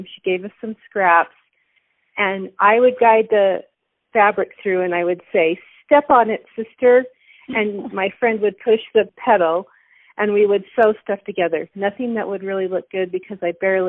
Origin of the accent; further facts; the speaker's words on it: Ogden, Utah, United States; I was born in Ogden, Utah, and I was raised in Utah, just along the Wasatch Front is where I grew up